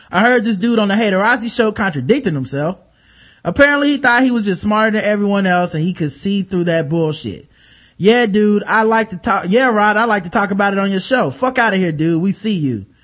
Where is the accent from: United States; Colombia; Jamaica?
Jamaica; I'm Jamaican. So, you know, I have like four or five jobs, man.